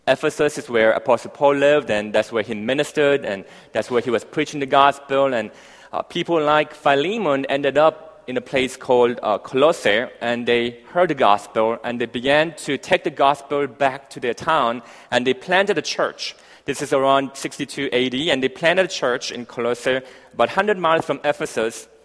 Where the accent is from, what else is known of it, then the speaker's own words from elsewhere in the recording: Malawi; Malawi. And I grew up um, in Africa for the next 10 years, hence my, my, my accent uh, kind of rolled up somewhere there.